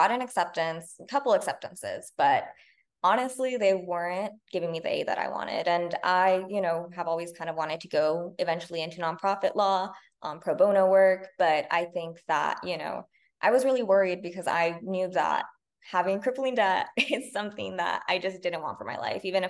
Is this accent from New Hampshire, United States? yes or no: no; La Puente, California, United States; I'm from La Punta, California, which is a pretty small town in LA County, like very outskirts of LA County.